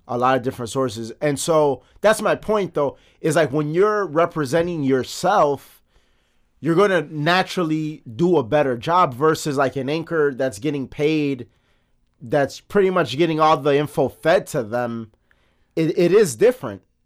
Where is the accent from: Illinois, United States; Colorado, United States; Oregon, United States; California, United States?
Illinois, United States; Chicago; from Chicago, from the South Side, but we're all over the city, born and raised